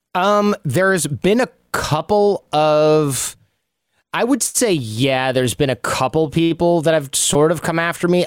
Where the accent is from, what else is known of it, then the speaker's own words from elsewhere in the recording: Royal Oak, Michigan, United States; moved away; I'm from Royal Oak.